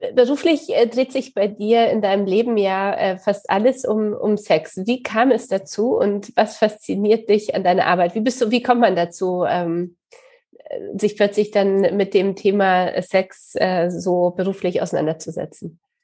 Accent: Poland; accent: Polish; now in Hamburg, Germany; ich komme selber aus Polen

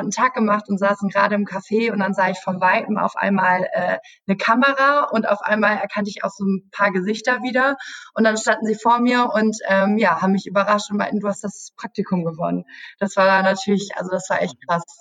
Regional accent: Münster, North Rhine-Westphalia, Germany; Also ich komme aus Münster, das ist so eine Stunde entfernt.

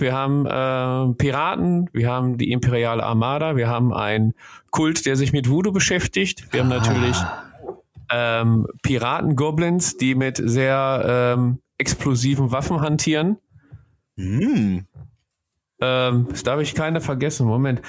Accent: Ruhr area, North Rhine-Westphalia, Germany; bei uns im Ruhrgebiet

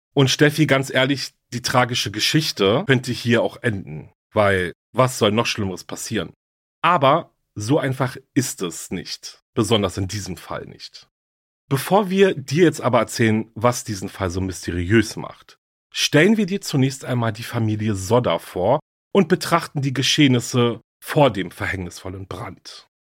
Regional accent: Berlin, Germany; Berlin, meine Heimatstadt

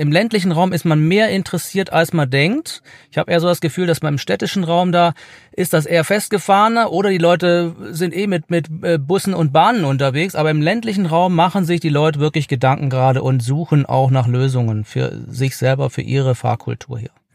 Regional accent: near Horb am Neckar, Baden-Württemberg, Germany; Ich komme ja auch aus der Gegend, äh, 50 Kilometer von hier

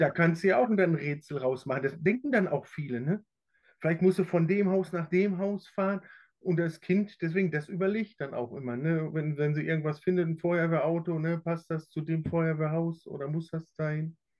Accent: Plettenberg, North Rhine-Westphalia, Germany; weil ich bin ja in Plettenberg auch groß geworden

